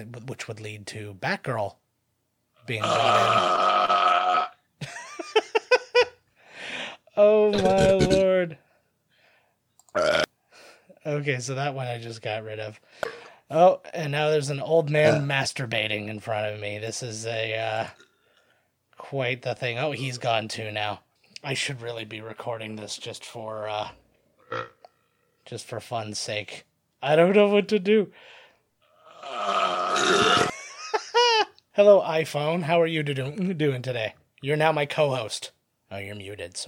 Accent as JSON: {"language": "English", "town": "St. Catharines", "region": "Ontario", "country": "Canada", "said": "We are from St. Catharines"}